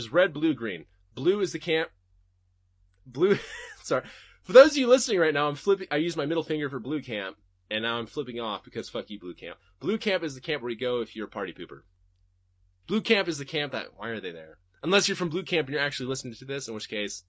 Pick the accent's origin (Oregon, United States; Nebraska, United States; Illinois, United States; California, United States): Oregon, United States; Portland; I'm from Portland